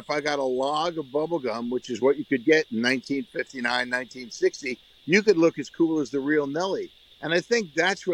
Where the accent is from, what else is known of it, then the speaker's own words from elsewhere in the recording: Long Island, New York, United States; We grew up on Long Island